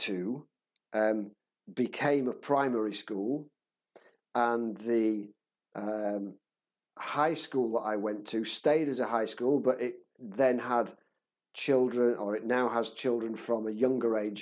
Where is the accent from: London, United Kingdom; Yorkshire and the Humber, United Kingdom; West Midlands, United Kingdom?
Yorkshire and the Humber, United Kingdom; Leeds; moved away as an adult; now in Czech Republic; I grew up in Leeds